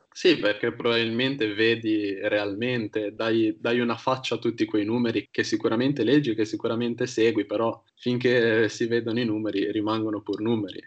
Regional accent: Genoa, Liguria, Italy; dove siamo nati entrambi

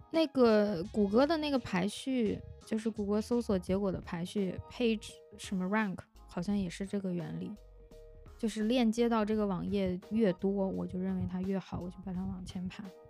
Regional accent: China; 我们中国人写论文也是把英语当成一个普通话来使用的

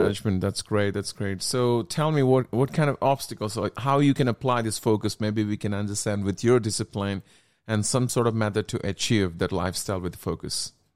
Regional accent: India; I'm from India

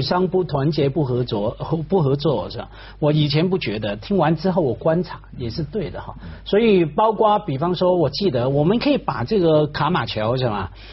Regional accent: Hong Kong; 我们经常在香港长大的小孩

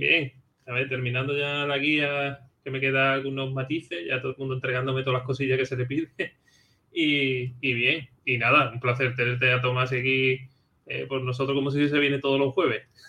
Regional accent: Andalusia, Spain; aquí en Andalucía, bueno, sobre todo por, por mi tierra

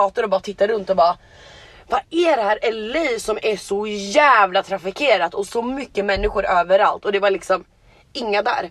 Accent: Sweden; now in Los Angeles, United States; Jag är svensk medborgare, jag har min familj där, jag har mina vänner där

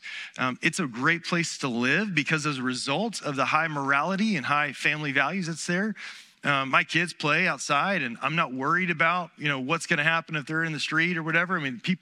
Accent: Charleston, South Carolina, United States; also born or lived in Burley, Idaho / Salt Lake City, Utah; growing up in Charleston, South Carolina, born and raised here

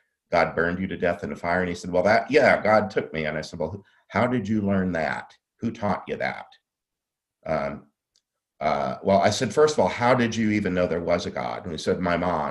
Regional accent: the Catholic South, United States; I grew up in the Catholic South.

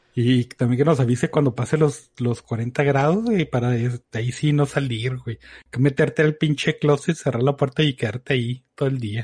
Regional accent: Mexico; como buen mexicano

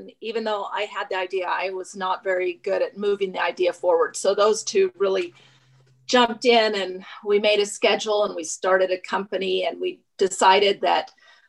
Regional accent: United States; we grew up near Yellowstone and visited Yellowstone often.

